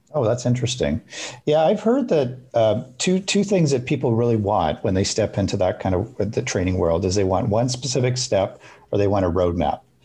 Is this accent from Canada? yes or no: yes; Alberta, Canada; I grew up in Alberta